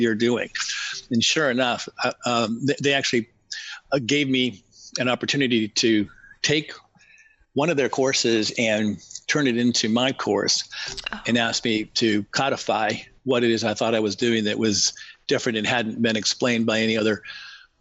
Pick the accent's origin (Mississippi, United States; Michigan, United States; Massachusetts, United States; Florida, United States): Massachusetts, United States; New England, just outside of Boston; I grew up in New England, just outside of Boston, in a large family